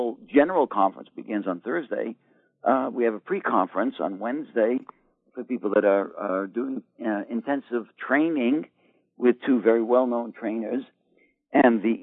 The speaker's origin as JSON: {"language": "English", "town": "Boston", "region": "Massachusetts", "country": "United States", "also_born_or_lived": "New York", "moved": "yes", "said": "I come from Boston"}